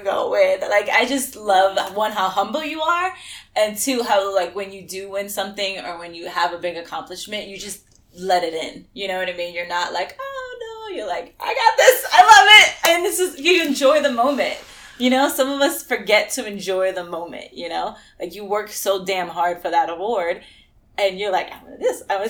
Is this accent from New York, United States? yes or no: yes; New York City, New York, United States; we're both from New York, from the Bronx, both of us